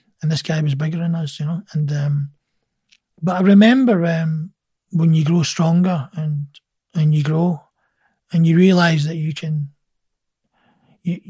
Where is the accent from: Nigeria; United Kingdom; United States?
United Kingdom; Glasgow, Scotland